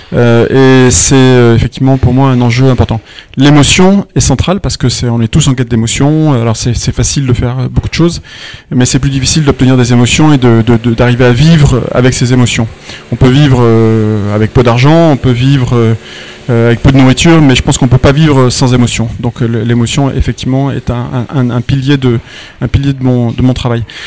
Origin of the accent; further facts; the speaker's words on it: Nîmes-Uzès area, Gard, Occitania, France; je viens de, la région de Nîmes-Uzès. Donc je suis un, un, gardois du soleil